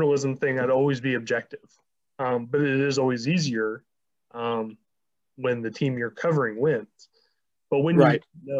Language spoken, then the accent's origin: English; the South, United States; moved away; like, I'm originally from the South. Now, while I spent most of my life up here